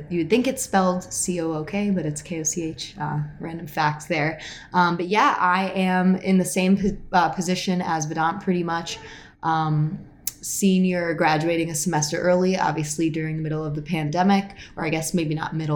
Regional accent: Syracuse, New York, United States; I grew up in Syracuse

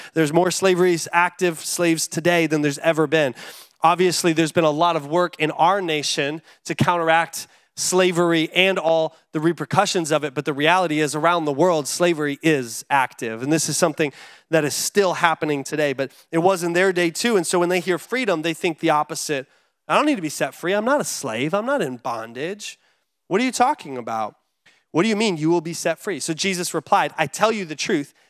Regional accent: United States; as an American living in America

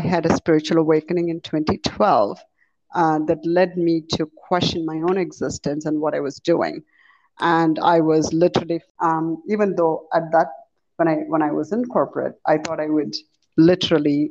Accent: India; moved away as an adult; also born or lived in Chicago, United States; now in United States; I was born in India, raised in India in a Hindu family

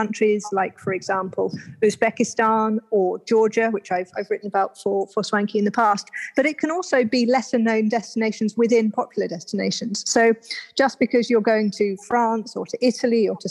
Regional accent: United Kingdom; also born or lived in India

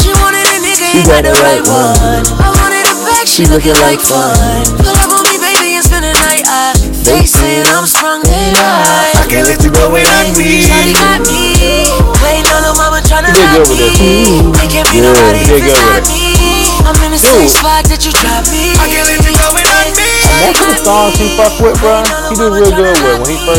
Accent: Tampa, Florida, United States; I was from Florida, from Tampa, all the way to Tallahassee, bro.

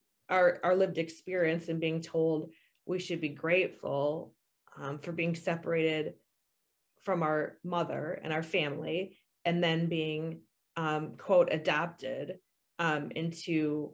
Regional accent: United States; also born or lived in Colombia; I was bought by a couple and brought to what is known as the U.S.

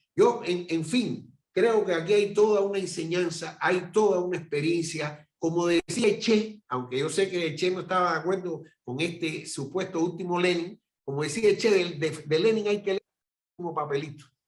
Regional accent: Cuba

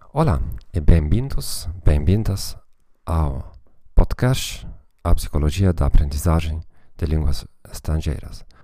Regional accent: Germany; Portuguese is a second language; como alemão

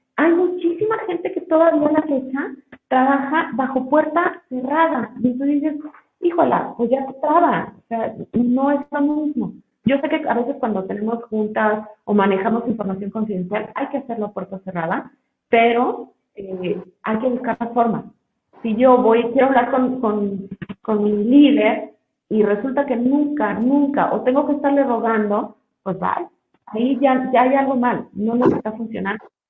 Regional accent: Mexico; como mexicanos

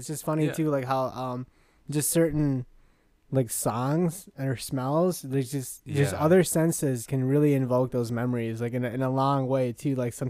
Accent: Wisconsin, United States; also born or lived in Illinois; So when I was 3, I moved from Illinois to like Wisconsin. And I don't remember anything about Illinois like at all.

